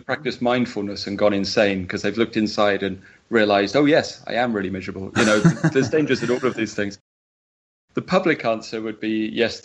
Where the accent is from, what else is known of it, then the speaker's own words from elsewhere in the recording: United Kingdom; I'm typically British.